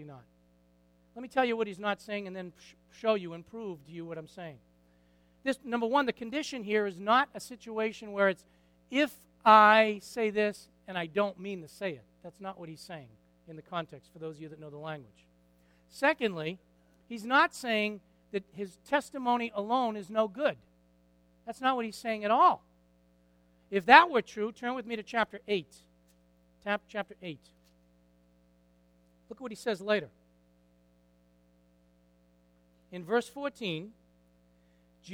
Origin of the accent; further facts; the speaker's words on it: Lawrence, United States; I was born in Lawrence.